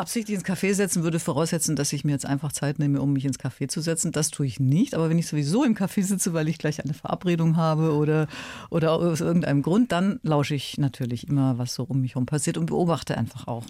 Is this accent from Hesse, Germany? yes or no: no; Ulm, Baden-Württemberg, Germany; moved away as an adult; also born or lived in Munich; aus Ulm, die wirklich ein bisschen eine kleine Provinzmaus war. Das muss man ganz ehrlich sagen. Ich kam ja nun wirklich, kam aus der Kleinstadt und war auf dem Land letztlich groß geworden